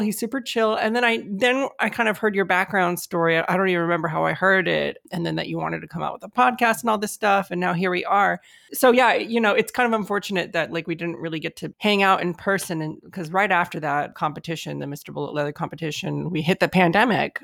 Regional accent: United States; Mexican American, I mean, I was born here in the States, and my, my parents were also born here in the States.

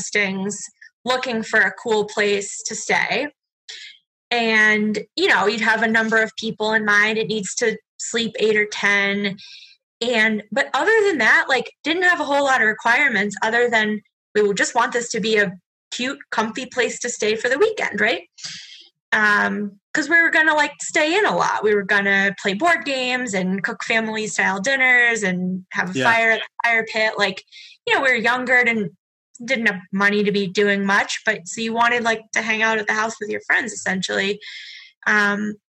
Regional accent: Massachusetts, United States; moved away as an adult; now in New Hampshire, United States; growing up in Massachusetts

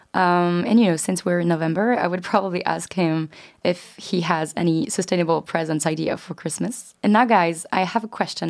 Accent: France; moved away as an adult; now in London, United Kingdom; I'm twenty-three years old and I'm from France

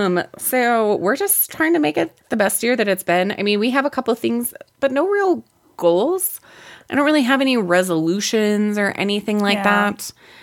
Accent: Colorado, United States; being from Colorado

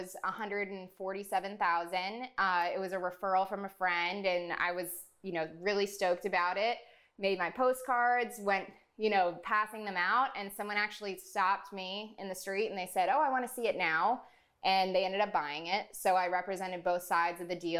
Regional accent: South Florida, United States; I'm born and raised in South Florida

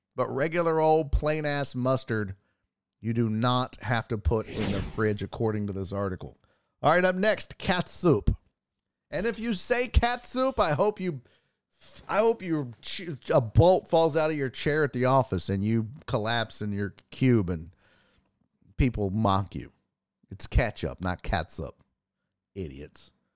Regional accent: Houston, Texas, United States; I'm from Houston

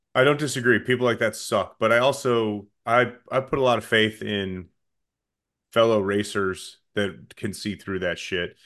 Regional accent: Chicago area, Illinois, United States; I get to Naperville, and the call sheet says my hometown on it

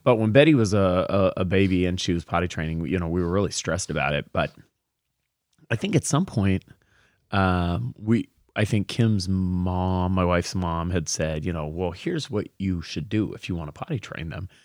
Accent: Portland, United States; moved away; I'm from Portland

